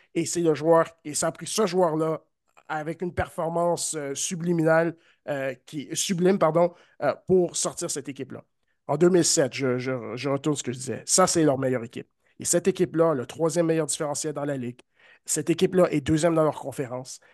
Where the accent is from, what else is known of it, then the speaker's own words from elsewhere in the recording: Canada; en tant que Canadien